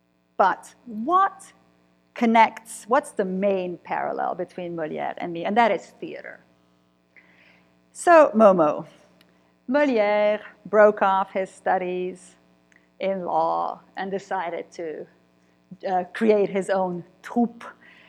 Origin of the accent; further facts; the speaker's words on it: Cluj-Napoca, Cluj County, Romania; born there; I was born in Kolozsvár, Cluj, Romania, right? So the part of Transylvania, of Romania that used to belong to the Austro-Hungarian Empire. So I was born in Transylvania.